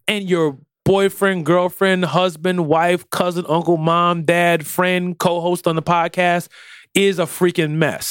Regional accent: United States; I'm American

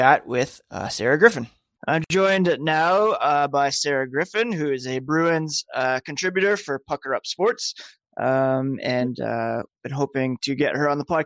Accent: Ottawa, Ontario, Canada; I grew up in Ottawa

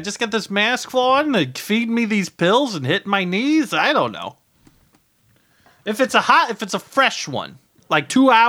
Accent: Terre Haute, Indiana, United States; Oh, yeah, I'm American. Never left. Well, you know, I'm here now. Don't, you know, quite remember how I got here, but I am an American guy. I'm from Terre Haute, Indiana.

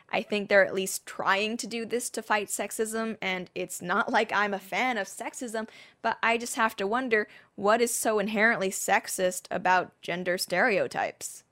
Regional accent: Hong Kong; also born or lived in Surrey, United Kingdom; growing up in Hong Kong, we were legit a British colony

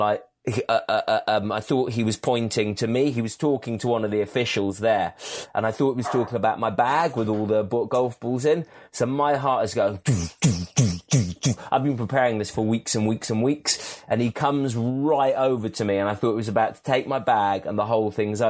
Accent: England, United Kingdom; I'm an Englishman

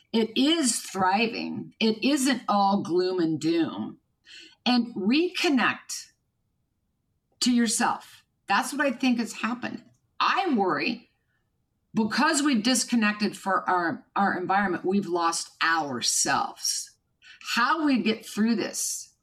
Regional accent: Kansas, United States; was born and raised in Kansas.

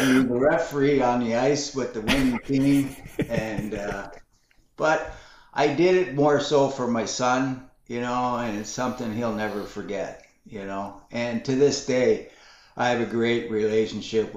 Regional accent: Canada; working in Canada, my home country

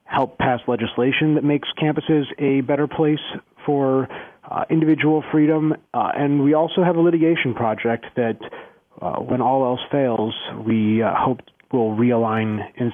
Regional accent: Skokie, Illinois, United States; I grew up in Skokie

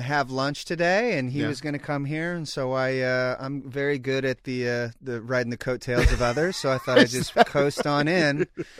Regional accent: Sacramento, California, United States; moved away as an adult; also born or lived in Los Angeles; I grew up in Sacramento, California.

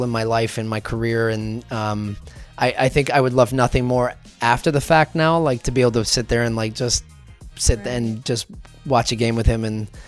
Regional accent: Scotland, United Kingdom; I grew up in Scotland and I know it's like the United Kingdom when England won the World Cup in '66.

